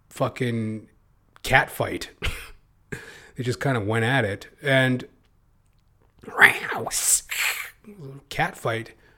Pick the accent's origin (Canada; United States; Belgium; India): Canada; I'm a Canadian